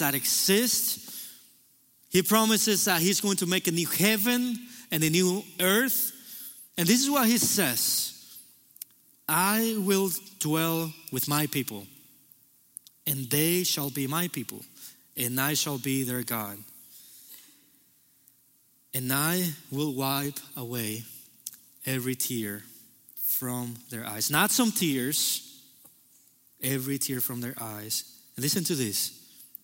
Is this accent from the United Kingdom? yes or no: no; Cuba; now in United States; I was born in Cuba